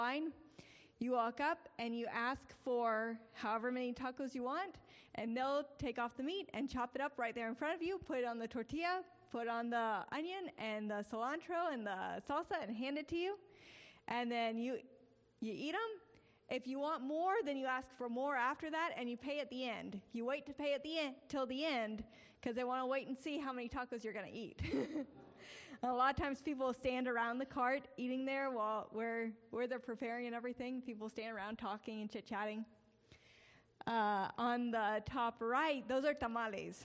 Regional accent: Prattville, Alabama, United States; moved away as an adult; now in Mexico; I am from here, and I grew up in Prattville.

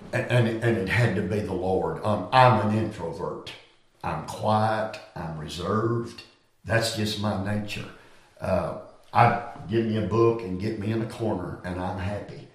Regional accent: Greenville County, South Carolina, United States; Rocky Creek Baptist Church in Greenville County, South Carolina, in Sunday school class. I was a six year old lad

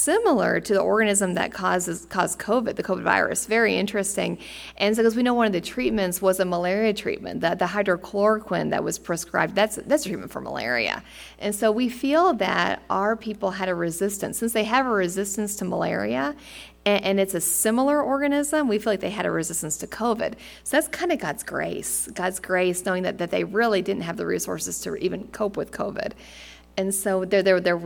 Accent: United States; moved away; as an American

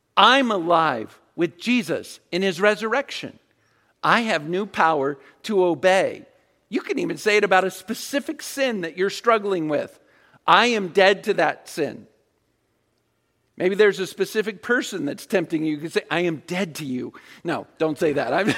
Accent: Virginia Beach, Virginia, United States; I grew up in Virginia Beach.

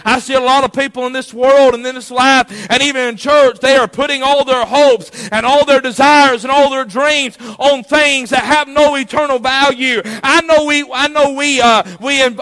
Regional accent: United States; as an American

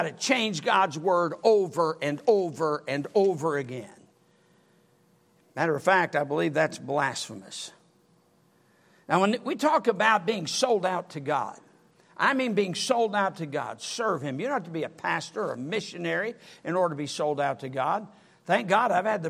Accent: United States; as an American

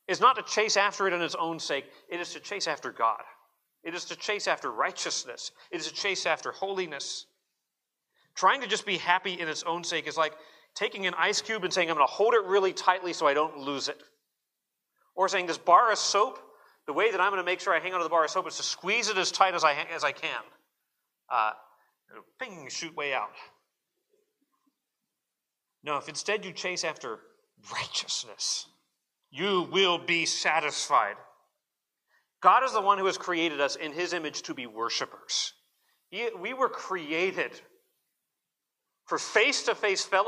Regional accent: Arizona, United States; growing up in Arizona

